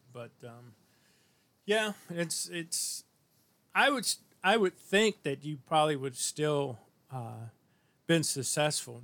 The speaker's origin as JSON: {"language": "English", "region": "Missouri", "country": "United States", "tie": "born or raised there", "said": "I grew up in Missouri"}